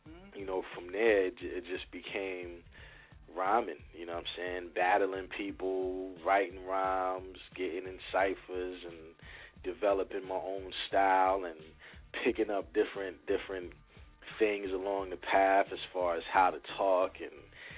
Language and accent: English; New Brunswick, New Jersey, United States; I'm from New Brunswick, New Jersey